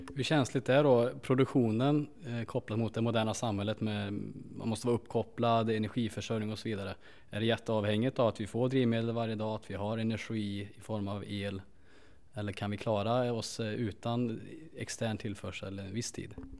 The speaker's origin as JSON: {"language": "Swedish", "region": "Värmland", "country": "Sweden", "said": "som värmlänning"}